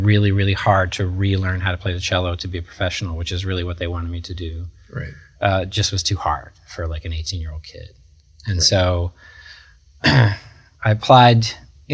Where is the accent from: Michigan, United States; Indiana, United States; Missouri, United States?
Michigan, United States; Kalamazoo; now in New York City, United States; I'm from Kalamazoo. Kalamazoo is a college town